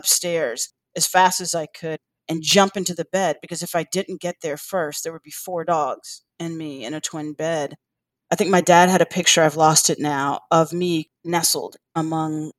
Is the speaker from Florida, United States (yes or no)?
no; Washington, District of Columbia, United States; also born or lived in North Carolina; now in Chapel Hill, United States; I grew up in Washington, D.C. I spent my summers in North Carolina with my grandmother.